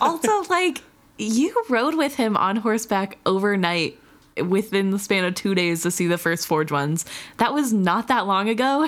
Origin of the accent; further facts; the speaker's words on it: Missouri, United States; moved away as an adult; now in Wisconsin, United States; I am not originally from the state of Wisconsin. And when I moved up here for college, everybody made fun of me. I was from Missouri